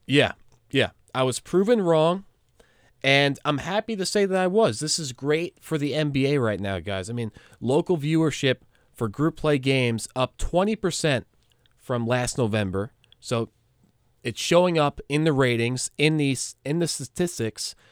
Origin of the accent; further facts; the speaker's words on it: New York, United States; I am a New Yorker.